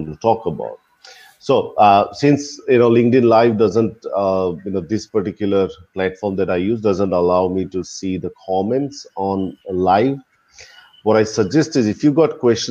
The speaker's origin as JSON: {"language": "English", "country": "India", "said": "I'm from India"}